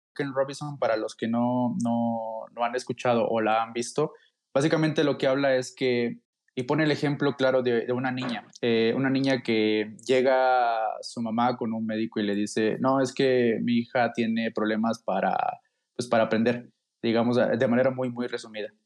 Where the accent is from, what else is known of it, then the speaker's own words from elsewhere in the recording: Mexico; yo soy mexicano